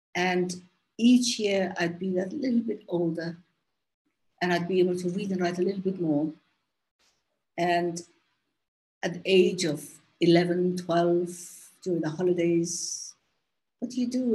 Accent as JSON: {"language": "English", "region": "Somaliland", "country": "Somalia", "moved": "as an adult", "said": "brought me back to my country, Somaliland, uh, when I retired from the UN in 1997"}